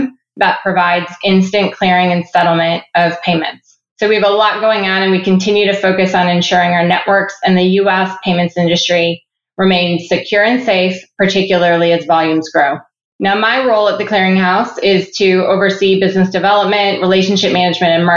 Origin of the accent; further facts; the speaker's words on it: Ottawa, Ontario, Canada; also born or lived in Cleveland, Ohio / Atlanta / Uruguay; now in Columbus, United States; I was born and raised in Ottawa, Canada, before my family moved to Cleveland, Ohio